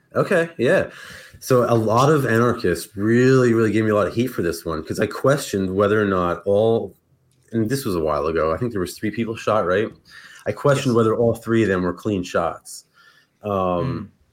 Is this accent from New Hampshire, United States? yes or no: no; New Jersey, United States; I grew up in like in North Jersey